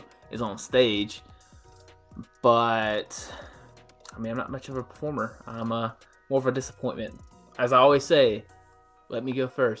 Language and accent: English; Tupelo, Mississippi, United States; me and him share the same hometown, Tupelo